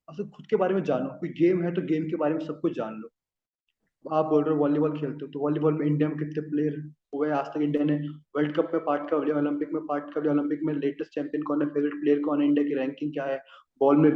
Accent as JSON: {"language": "Hindi", "town": "Baghera", "region": "Rajasthan", "country": "India", "tie": "born or raised there", "also_born_or_lived": "Jaipur", "said": "मेरा गाँव है ना सर बहुत छोटा गाँव है बघेरा सर मेरे गाँव से पहला अफसर हूँ"}